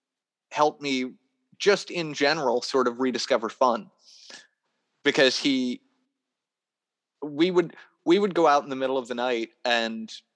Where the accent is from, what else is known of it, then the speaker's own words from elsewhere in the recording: Niagara Falls, New York, United States; moved away as an adult; So I moved back to my hometown area for a bit. Got my bearings, but at the same time, at the time that I was in my hometown area, I was living with my family again.